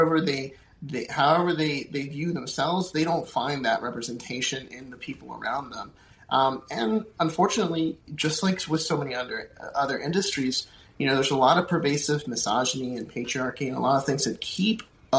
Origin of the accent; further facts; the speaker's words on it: Puerto Rico; I'll take myself. I'm from Puerto Rico, so talk to kids from my background.